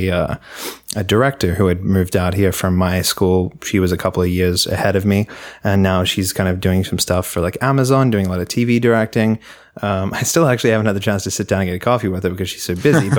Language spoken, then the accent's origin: English; Melbourne, Victoria, Australia; moved away as an adult; now in Los Angeles, United States; I went to the VCA because I'm from Melbourne